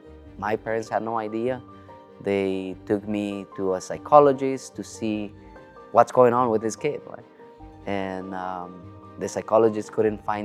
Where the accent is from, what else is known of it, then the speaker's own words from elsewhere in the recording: Chile; I was born in South America, in Chile, to be more specific